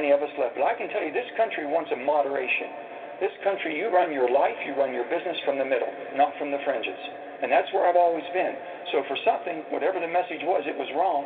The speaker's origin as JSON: {"language": "English", "region": "West Virginia", "country": "United States", "tie": "born or raised there", "said": "how I was raised in West Virginia"}